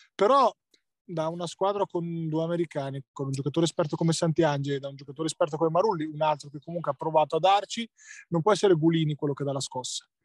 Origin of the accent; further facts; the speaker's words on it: Ancona, Marche, Italy; essendo anconetano